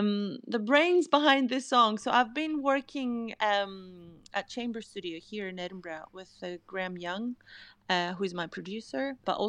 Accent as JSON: {"language": "English", "country": "Greece", "tie": "born or raised there", "also_born_or_lived": "Amsterdam", "moved": "as an adult", "said": "I'm originally from Greece. I was born in Greece and I started doing music in Greece."}